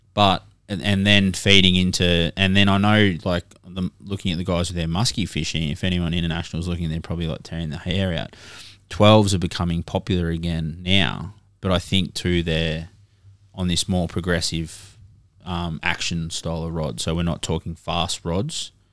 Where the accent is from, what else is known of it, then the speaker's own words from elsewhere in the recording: Cohuna, Victoria, Australia; as a kid growing up in Korowa